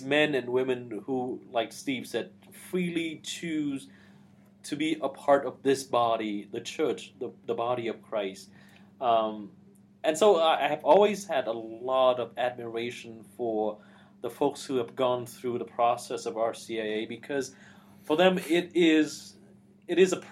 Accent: Vietnam; moved away; not growing up in Vietnam in the midst of oppression and persecution

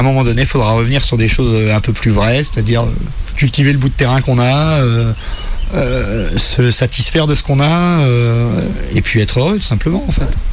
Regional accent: Saint-Malo, Brittany, France; moved away as an adult; also born or lived in England / Angers; j'ai eu mon premier poste dans ma ville natale

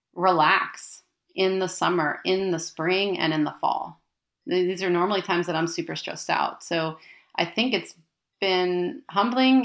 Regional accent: United States; moved away as an adult; now in Florence, Italy; I am American. All of my great grandparents were born in Italy

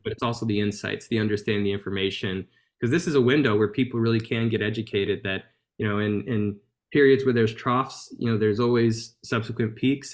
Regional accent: Baton Rouge, Louisiana, United States; my hometown, uh, which is Baton Rouge, Louisiana

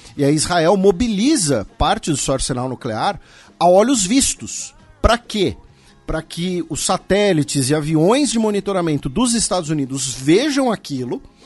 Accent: Brazil; nós que somos brasileiros

